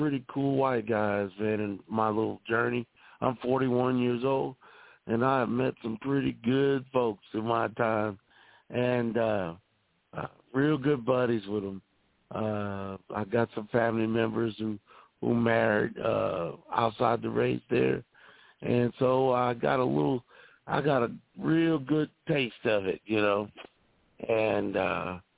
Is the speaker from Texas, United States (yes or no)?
yes; Texas, United States; growing up in the South and in Texas